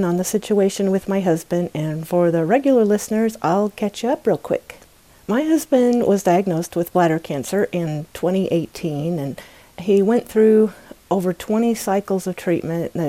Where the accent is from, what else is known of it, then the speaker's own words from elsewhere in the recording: United States; my home country, the United States of America